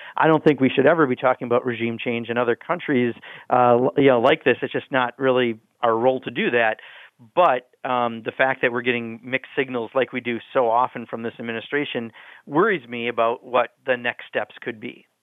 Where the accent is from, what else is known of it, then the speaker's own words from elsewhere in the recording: Kenosha, Wisconsin, United States; I grew up in Kenosha, Wisconsin, where, you know, 14,000 people out of 70,000 used to make cars